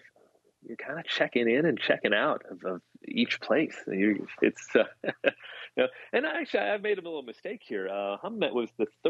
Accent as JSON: {"language": "English", "country": "United States", "said": "being American"}